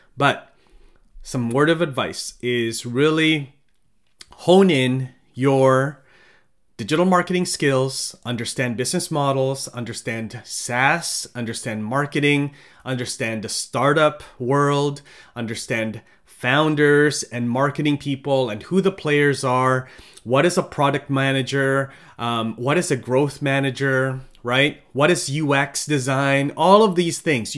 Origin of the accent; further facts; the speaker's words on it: Philippines; now in Canada; I'm from the Philippines